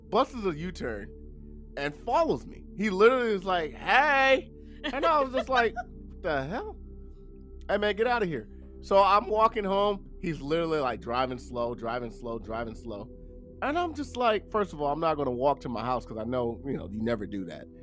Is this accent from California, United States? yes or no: yes; Los Angeles, California, United States; I'm from South Central LA, Compton, Watts, if you guys know what that's.